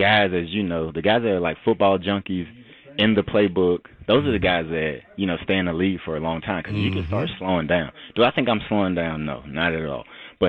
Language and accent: English; the South, United States; I'm from the South, and you know when you're in the South, you just get nicknames.